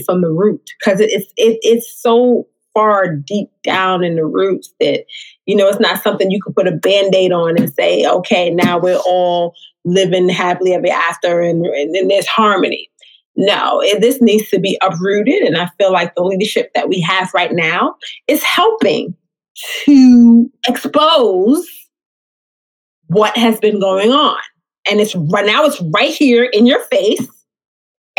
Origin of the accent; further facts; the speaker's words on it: New York City, New York, United States; now in Upstate New York, United States; I am from the Bronx originally, born and raised in the Bronx. I live upstate New York now